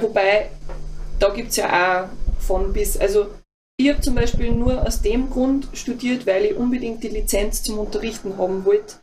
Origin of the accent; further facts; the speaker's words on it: Mühlviertel / Linz, Upper Austria, Austria; moved away; also ich bin ja aus dem Mühlviertel. Ah. ähm, oder halt ah, Linz, sagen wir mal Linz einfach.